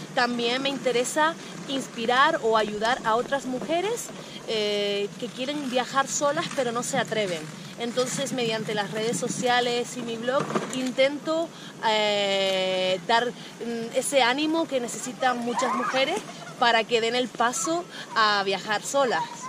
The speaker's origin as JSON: {"language": "Spanish", "region": "Canary Islands", "country": "Spain", "moved": "as an adult", "said": "soy de las Islas Canarias"}